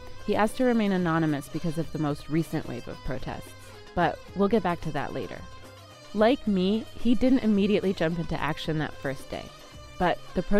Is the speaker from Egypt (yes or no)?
yes; Cairo, Cairo Governorate, Egypt; moved away as an adult; I grew up in Cairo